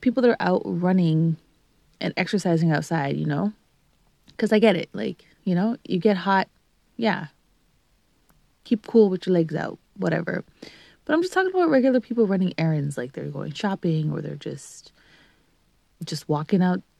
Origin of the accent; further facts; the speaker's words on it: Canada; also born or lived in Greater Toronto Area; being Canadian